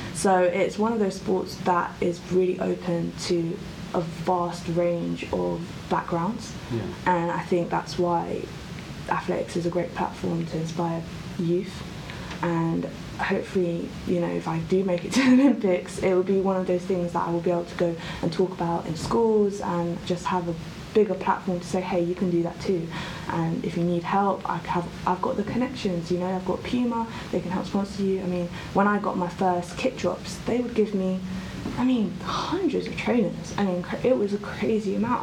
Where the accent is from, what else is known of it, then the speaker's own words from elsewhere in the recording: Croydon, London, United Kingdom; I grew up in Croydon, um, South London